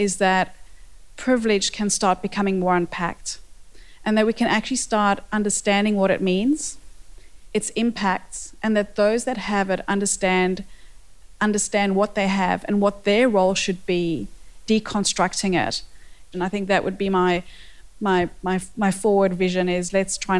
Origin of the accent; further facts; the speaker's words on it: South Africa; accent: South African; moved away; I have a South African accent, and I grew up in South Africa in the apartheid years